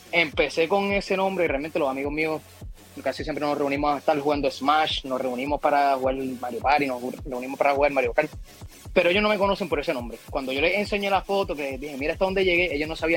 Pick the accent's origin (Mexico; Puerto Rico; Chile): Puerto Rico; yo soy de aquí, de Calle